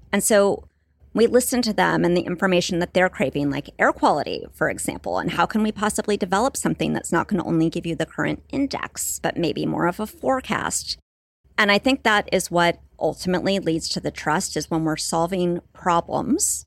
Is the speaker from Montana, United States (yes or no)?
no; Santa Barbara, California, United States; I grew up in Southern California, in Santa Barbara